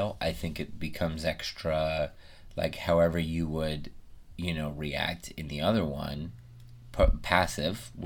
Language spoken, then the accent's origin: English; Midwest, United States; I grew up in the Midwest